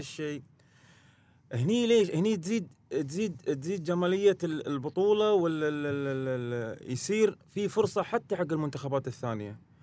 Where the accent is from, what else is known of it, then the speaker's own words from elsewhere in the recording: Qatar; هنا في قطر